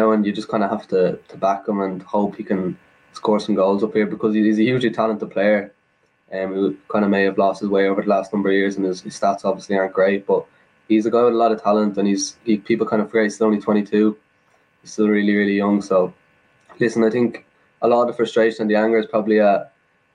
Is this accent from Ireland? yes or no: yes; Ireland; as an Irish person myself